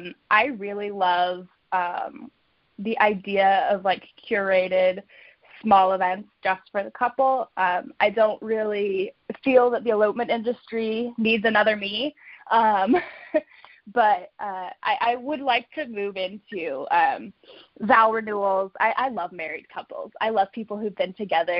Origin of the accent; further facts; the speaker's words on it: Palm Springs, California, United States; moved away as an adult; also born or lived in Chicago, Illinois; now in Phoenix, United States; I'm born and raised in Palm Springs, California